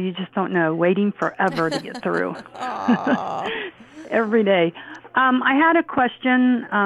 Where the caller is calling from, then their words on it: Ohio, United States; from Ohio.